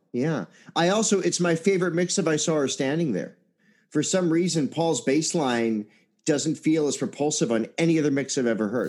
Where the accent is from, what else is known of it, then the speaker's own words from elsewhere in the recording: Chicago, Illinois, United States; I'm a Chicagoan